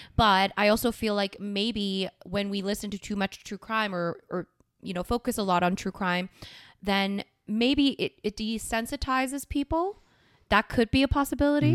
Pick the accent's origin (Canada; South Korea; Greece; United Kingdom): South Korea; my home country.